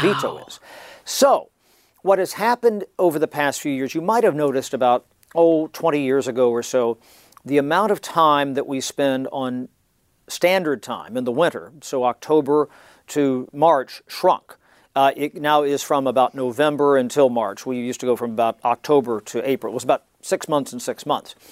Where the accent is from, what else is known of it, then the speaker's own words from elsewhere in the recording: Southwest Ohio, United States; moved away; I'm from Southwest Ohio, about an hour and change north of there